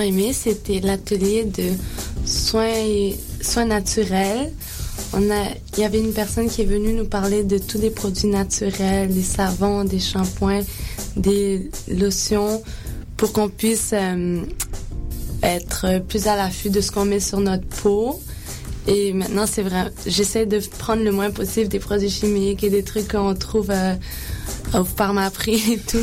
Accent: Quebec, Canada; je suis née au Québec. Je suis pas née à l'île Maurice

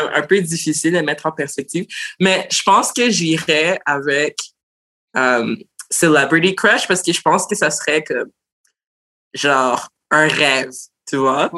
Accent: Montreal, Quebec, Canada; je suis née à Montréal d'origine haïtienne

